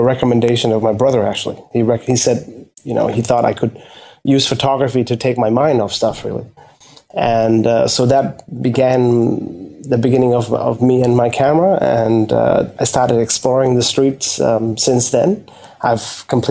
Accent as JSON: {"language": "English", "region": "Bangkok", "country": "Thailand", "tie": "born or raised there", "said": "I live in Bangkok, yes. Okay. I was born and bred in Bangkok."}